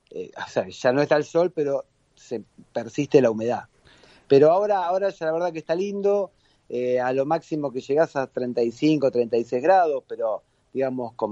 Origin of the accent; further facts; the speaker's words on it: Argentina; now in Qatar; Salí el 25 de abril de Argentina, llegué el 3 de mayo.